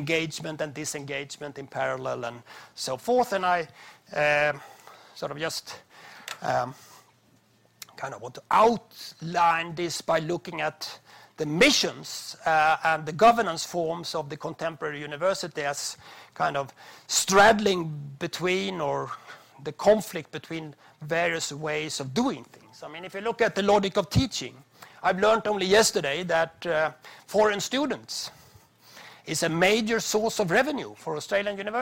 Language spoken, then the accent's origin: English; Sweden